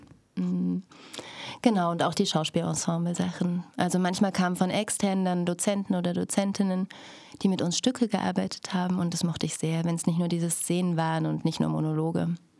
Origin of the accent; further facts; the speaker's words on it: Stadtroda, Thuringia, Germany; moved away as an adult; also born or lived in Berlin; now in Cottbus, Germany; ich lebte in Stadtroda, bin dort zur Schule gegangen